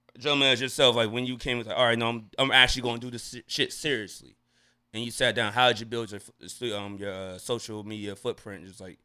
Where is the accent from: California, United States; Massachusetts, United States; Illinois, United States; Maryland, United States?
Maryland, United States; Landover; also born or lived in Glenarden; you know I'm from Landover, right?